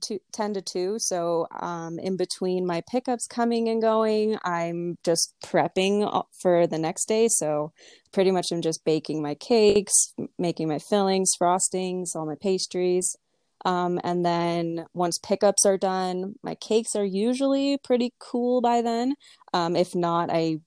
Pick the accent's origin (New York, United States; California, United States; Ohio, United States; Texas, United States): California, United States; Simi Valley; moved away; also born or lived in Los Angeles; I grew up in a small town, it's called Simi Valley